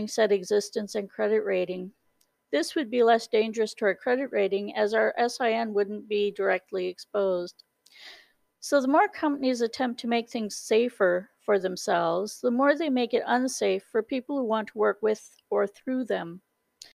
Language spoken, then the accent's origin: English; Canada; I'm Canadian